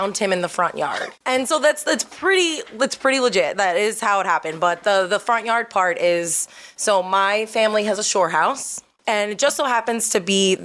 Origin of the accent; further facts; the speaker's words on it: New Jersey, United States; also born or lived in Linden, New Jersey / Bridgewater, New Jersey / Wayne, New Jersey / Butler, New Jersey; I was born in Linden, New Jersey